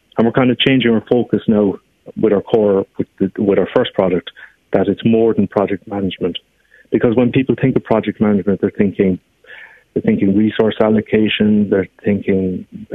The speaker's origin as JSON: {"language": "English", "town": "Glanmire", "region": "Munster", "country": "Ireland", "said": "I'm from Glanmire in Cork. I mean, we are both educated in Cork"}